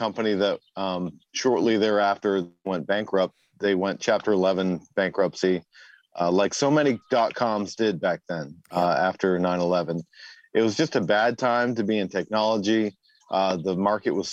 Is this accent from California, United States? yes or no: no; Massachusetts, United States; now in Virginia, United States; I actually grew up in Massachusetts and New England.